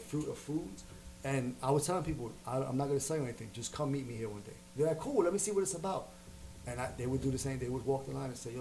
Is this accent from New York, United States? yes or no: yes; New York City, New York, United States; I was the kid from Harlem